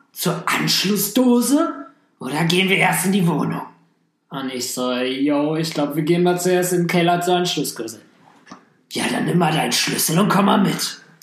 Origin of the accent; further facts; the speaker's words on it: Hamm, North Rhine-Westphalia, Germany; meiner Heimatstadt